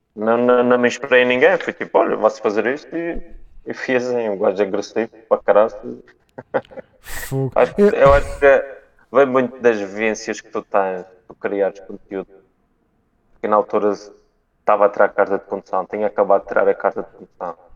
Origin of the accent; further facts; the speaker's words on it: Calheta, Madeira, Portugal; da Ponta do Porvo. Da, do, da minha terra também